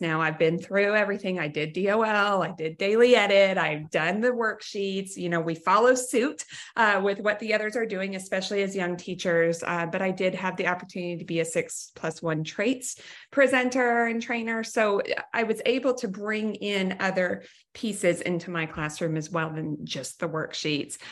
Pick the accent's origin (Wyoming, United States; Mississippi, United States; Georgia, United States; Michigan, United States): Wyoming, United States; I was from Wyoming